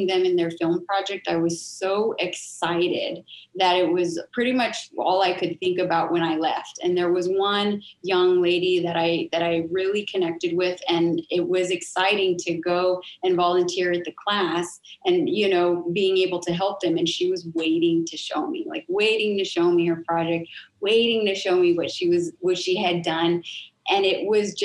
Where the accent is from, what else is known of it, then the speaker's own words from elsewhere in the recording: San Antonio, Texas, United States; my hometown, San Antonio